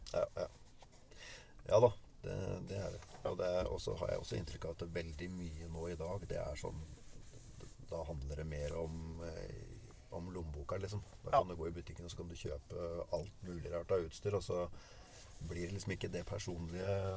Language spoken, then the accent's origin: Norwegian; Tønsberg, Vestfold, Norway; Jeg kommer fra Tønsberg. Ja. Eh, fra et lite småbruk